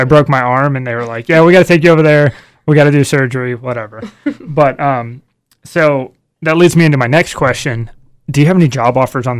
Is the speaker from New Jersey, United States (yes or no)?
no; Marietta, Georgia, United States; I'm from Marietta, which is just outside of Kennesaw.